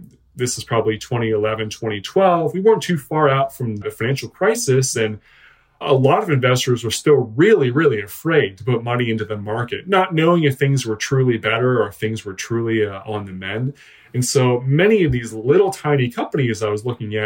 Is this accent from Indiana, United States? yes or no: no; Western Pennsylvania, United States; also born or lived in Philadelphia, Pennsylvania; I'm a Western Pennsylvania guy. I grew up here and there, mostly small towns